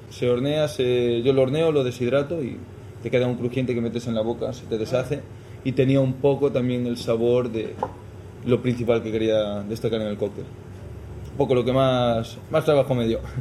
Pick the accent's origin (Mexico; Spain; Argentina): Spain; Galicia; moved away as an adult; also born or lived in London, United Kingdom; now in Madrid, Spain; me tomé un año un poquito de, de parón en casa, en Galicia